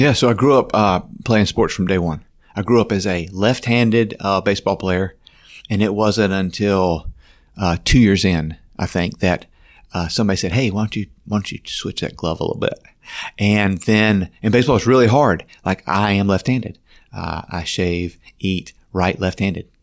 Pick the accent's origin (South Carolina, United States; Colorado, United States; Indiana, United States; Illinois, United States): South Carolina, United States; Simpsonville; now in Gainesville, United States; I grew up in Simpsonville, South Carolina, a small town in South Carolina, kind of rural.